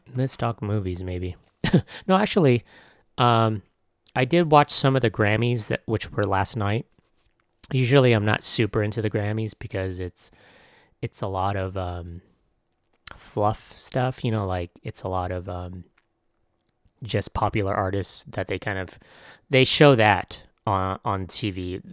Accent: San Diego, California, United States; I was from San Diego

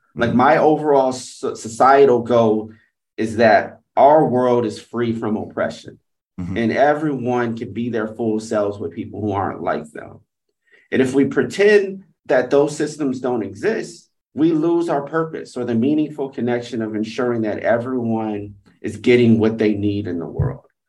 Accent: Atlanta, Georgia, United States; moved away as an adult; also born or lived in Providence / London; now in Singapore; I was going back to my hometown in Atlanta, Georgia to teach

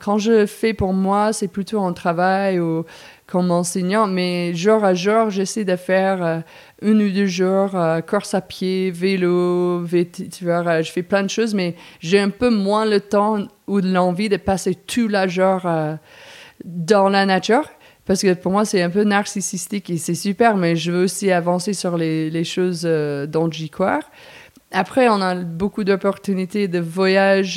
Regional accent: Princeton, New Jersey, United States; French is a second language; moved away; also born or lived in New York; je suis née à New York, en pleine ville, et puis je suis grandie à New Jersey, Princeton

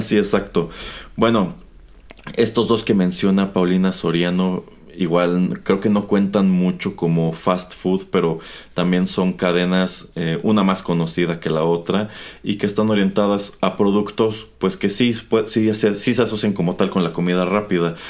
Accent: Mexico

